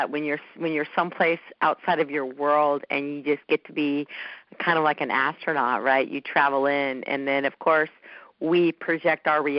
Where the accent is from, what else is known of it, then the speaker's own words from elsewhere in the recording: Los Angeles, California, United States; I grew up in Southern California, Los Angeles